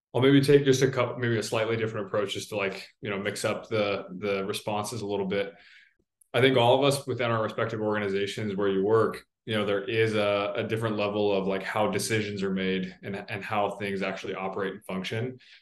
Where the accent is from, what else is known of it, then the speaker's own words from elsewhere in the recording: Salt Lake City, Utah, United States; moved away; I grew up in Salt Lake City